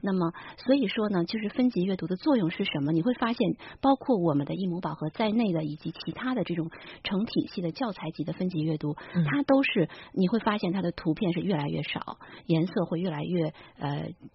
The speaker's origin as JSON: {"language": "Chinese", "country": "China", "said": "我们中国人"}